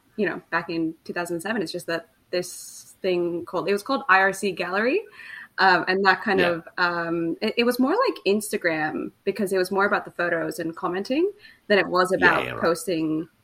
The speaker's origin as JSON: {"language": "English", "country": "Finland", "tie": "born or raised there", "moved": "yes", "said": "I grew up in Finland"}